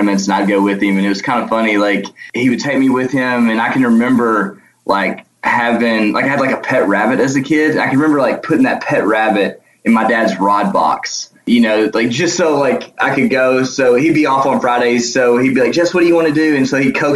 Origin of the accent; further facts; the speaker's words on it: Benton, Arkansas, United States; So I'm from Benton, which is about 20 miles south of Little Rock. So, you know, right in central Arkansas area. I grew up, you know, doing all kinds of fishing